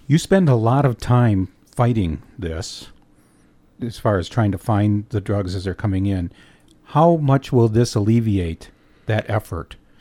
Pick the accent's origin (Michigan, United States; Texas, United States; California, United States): Michigan, United States; Escanaba; Michigan's Upper Peninsula is my home and Escanaba is my hometown